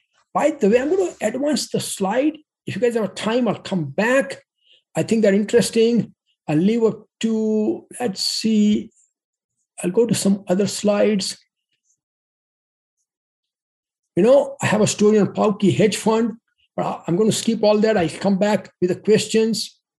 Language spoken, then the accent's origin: English; Pueblo, Colorado, United States; bought Rocky Mountain Steel in my hometown, Pueblo, Colorado, and he is one of the large employers.